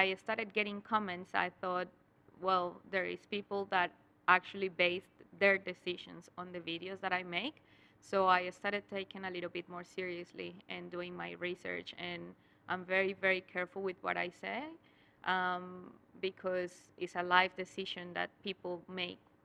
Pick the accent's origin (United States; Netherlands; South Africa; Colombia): Colombia; English is a second language; moved away as an adult; now in Australia; I was studying my university back in Colombia. I was in seventh semester, and then in eighth semester, I had to make a project, and the project was in English. But I couldn't speak any English back then